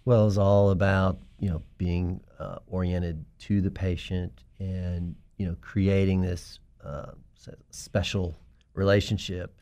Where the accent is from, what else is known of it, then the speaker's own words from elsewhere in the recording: Pine Level, North Carolina, United States; I'm from North Carolina